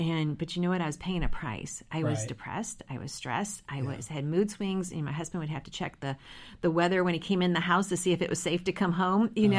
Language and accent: English; St. Louis, Missouri, United States; moved away as an adult; now in Richmond, United States; we moved from St. Louis, which is where we're from